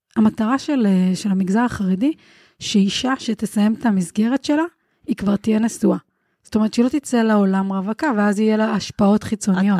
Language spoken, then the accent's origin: Hebrew; Bnei Brak, Tel Aviv District, Israel; אני גדלתי כחרדית מבני ברק